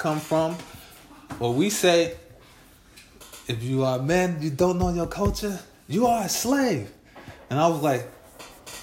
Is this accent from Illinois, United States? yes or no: yes; Chicago, Illinois, United States; I'm a nigga from Chicago